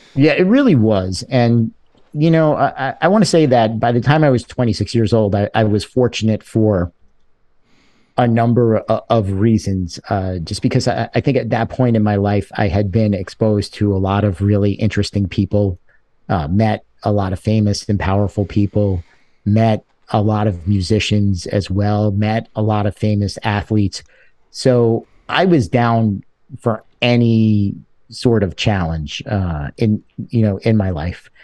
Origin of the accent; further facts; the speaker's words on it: New York City, New York, United States; also born or lived in Buffalo, New York; I grew up in a place called Sheepshead Bay, Brooklyn